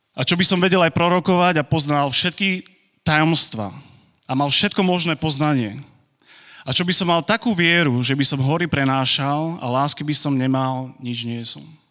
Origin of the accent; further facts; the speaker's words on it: Košice, Košice Region, Slovakia; moved away as an adult; also born or lived in Virginia; Ja som tu doma. Ja som Košičan